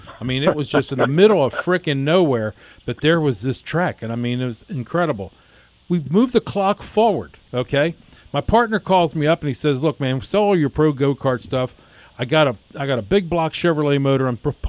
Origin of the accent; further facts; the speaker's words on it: New Jersey, United States; moved away as an adult; also born or lived in Washington, D.C. / Northern Virginia; now in Little River, United States; Growing up in South Jersey and racing up there in the Philadelphia area